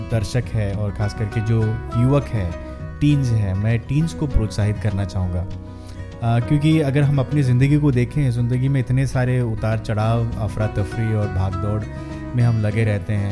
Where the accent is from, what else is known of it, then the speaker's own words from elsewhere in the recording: Mumbai, Maharashtra, India; और मैं मुंबई का रहने वाला हूँ मेरी परवरिश मुंबई में हुई है